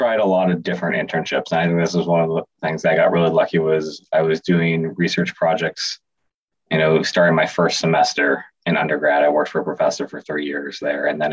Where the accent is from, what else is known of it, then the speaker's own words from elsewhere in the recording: Bay Area, California, United States; moved away as an adult; also born or lived in Boston; now in Chicago, United States; I grew up in the Bay Area in California